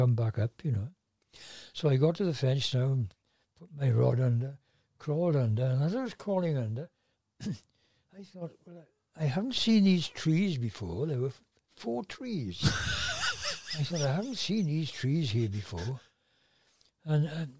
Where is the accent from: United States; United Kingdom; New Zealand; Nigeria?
United Kingdom; Tonypandy, Wales; now in Tonyrefail, United Kingdom; I was from Tonopandy originally. And I lived above what was then the 50 shilling tailors